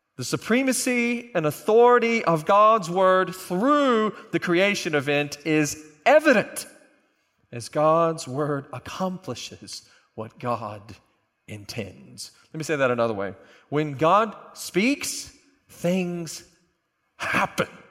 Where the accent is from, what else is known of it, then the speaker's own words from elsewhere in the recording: Oklahoma, United States; I'm a flatlander. I'm from Oklahoma.